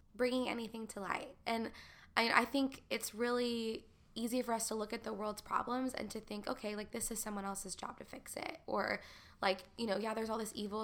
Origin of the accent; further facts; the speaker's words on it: Texas, United States; moved away as an adult; also born or lived in Nashville / Los Angeles; growing up in Texas and being in the Bible Belt